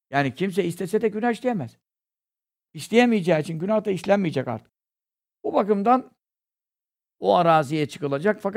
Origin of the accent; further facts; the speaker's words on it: Istanbul, Turkey; Burada kasten burada doğdum, büyüdüm.